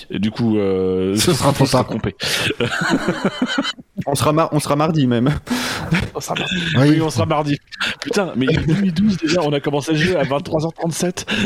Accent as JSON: {"language": "French", "region": "Hauts-de-France", "country": "France", "said": "que je suis de Picardie. Du coup, euh, je trouvais que Williams il avait la bonne stratégie."}